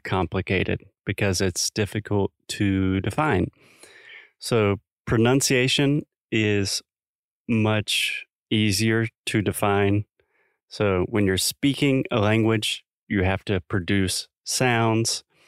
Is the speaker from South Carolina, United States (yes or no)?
yes; South Carolina, United States; accent: Southern; moved away as an adult; now in Portugal; I come from South Carolina originally